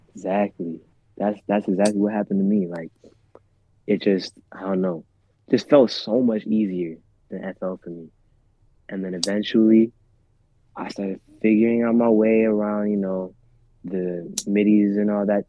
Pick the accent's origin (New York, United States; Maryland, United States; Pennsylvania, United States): Pennsylvania, United States; central; also born or lived in Rwanda; I'm from a little town in central PA